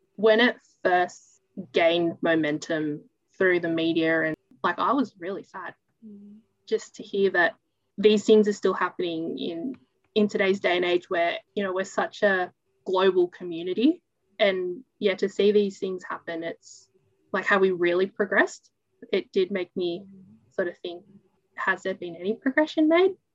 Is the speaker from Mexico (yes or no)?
no; New South Wales, Australia; born in a small town, grew up in a small town, and haven't really left